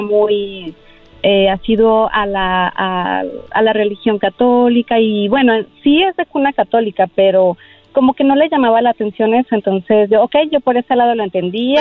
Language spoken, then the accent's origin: Spanish; Aguascalientes, Mexico; moved away; Fue en mi tierra, fue en mi tierra en Aguascalientes